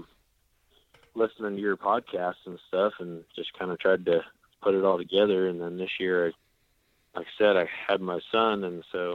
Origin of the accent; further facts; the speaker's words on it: South Dakota, United States; moved away as an adult; now in Oklahoma, United States; when I was growing up in South Dakota, we pheasant hunted all the time